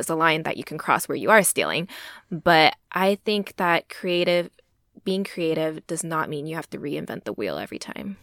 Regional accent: Texas, United States; I'm a first generation Asian American born and raised in Texas.

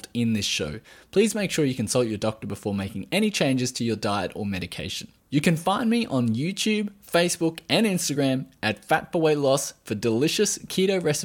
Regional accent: Australia

